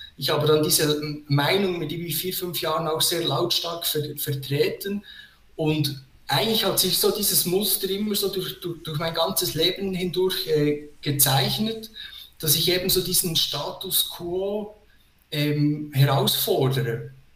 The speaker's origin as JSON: {"language": "German", "country": "Switzerland", "said": "als Schweizer Bürger"}